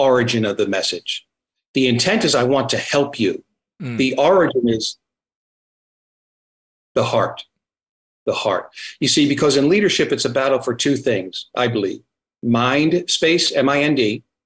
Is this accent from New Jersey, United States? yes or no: yes; New Jersey, United States; now in Virginia, United States; I'm from New Jersey, so that's why when I get excited, I talk fast